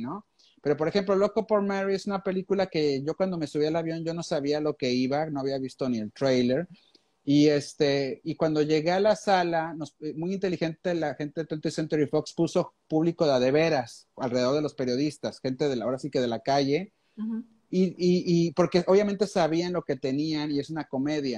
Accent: Monterrey, Nuevo León, Mexico; como buen regiomontano

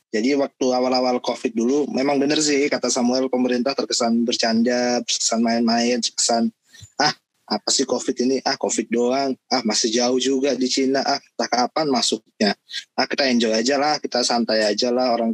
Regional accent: Lampung, Indonesia; ya gue orang Lampung nih gue cerita sedikit pengalaman di daerah gue

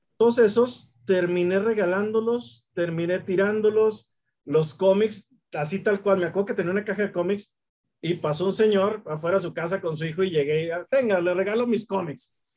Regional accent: Mexico; nazco aquí y aquí le he pasado una gran parte

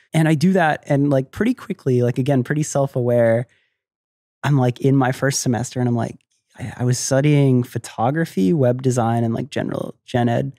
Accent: Tampa, Florida, United States; also born or lived in Miami, Florida; I was born in Florida, I love Florida, I grew up there

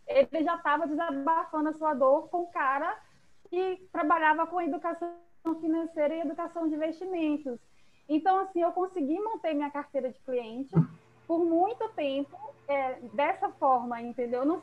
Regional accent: Salvador, Bahia, Brazil; Eu sou aqui de Salvador.

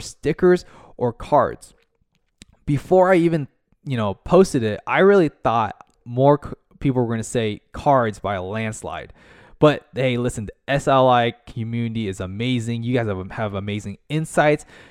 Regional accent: United States; also born or lived in Orlando, Florida; located in the United States in America, uh, Orlando, Florida

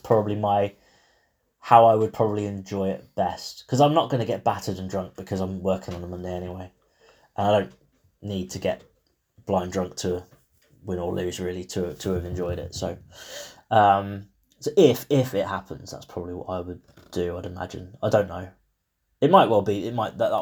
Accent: England, United Kingdom; I'm still English

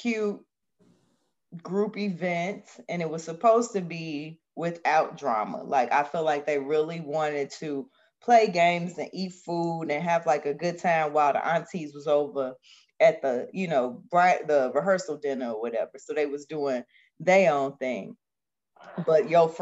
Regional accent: Chicago, Illinois, United States; as a fellow Chicagoan

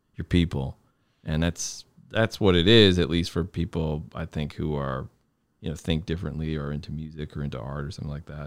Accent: Connecticut, United States; I'd be in my hometown saying that I'm lucky to be in the Connecticut mu-, musicine, music scene

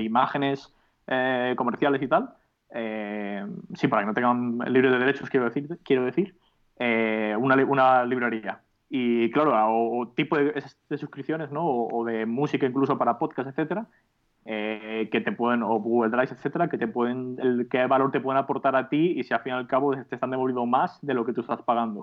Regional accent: Alicante, Valencian Community, Spain; also born or lived in Madrid / United Kingdom; realmente soy de Alicante

